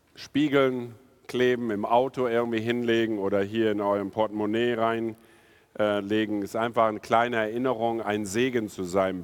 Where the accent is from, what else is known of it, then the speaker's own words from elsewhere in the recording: India; also born or lived in North Rhine-Westphalia, Germany / Tostedt, Germany; now in Germany; ich bin in Indien aufgewachsen